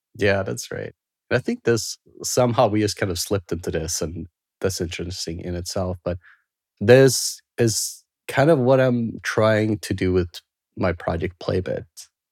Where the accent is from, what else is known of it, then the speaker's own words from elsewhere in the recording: Sweden; moved away; I grew up in Sweden